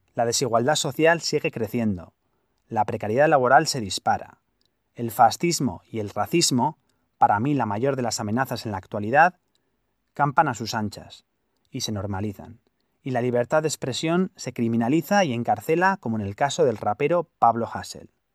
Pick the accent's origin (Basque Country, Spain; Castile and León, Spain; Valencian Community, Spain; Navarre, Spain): Navarre, Spain; Pamplona; also born or lived in United States; yo en mi ciudad natal, eh, Pamplona